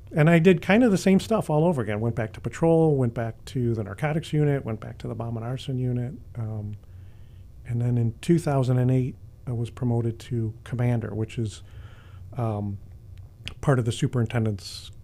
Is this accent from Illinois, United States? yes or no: yes; Chicago, Illinois, United States; I've been born and raised in Chicago